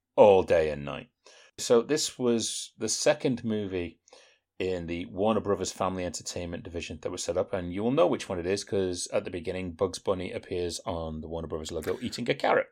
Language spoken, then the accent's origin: English; United Kingdom; we're British Philistines